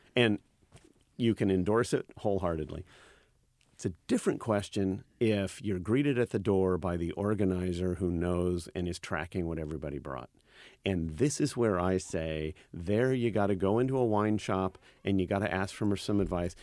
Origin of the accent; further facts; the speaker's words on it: Napa Valley, California, United States; I teach wine, and I'm, I'm from the Napa Valley.